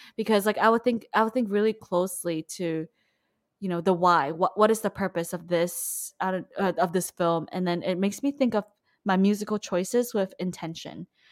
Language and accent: English; Malaysia; moved away; I'm from Malaysia